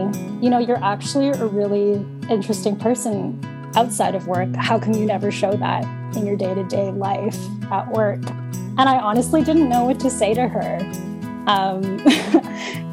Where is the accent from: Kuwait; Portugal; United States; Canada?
Canada; also born or lived in Philippines; I was an infant immigrant in what is known today as Canada. And I was born in the Philippines and came here when I was about 4 or 5 years old